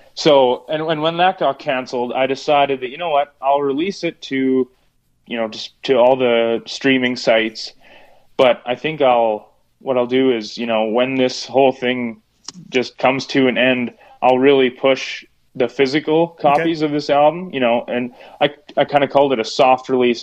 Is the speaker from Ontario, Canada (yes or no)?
no; Hochfeld, Manitoba, Canada; also born or lived in Saskatchewan; I'm actually from about 10 minutes south of Winkler in okay. uh, in a rural area of Hochfeld, Manitoba, just uh, a few miles off the border